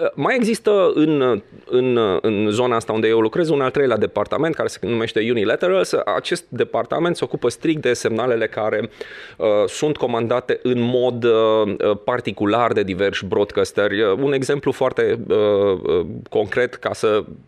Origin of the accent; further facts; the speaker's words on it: Transylvania, Romania; eu sunt român, scrie pe pașaport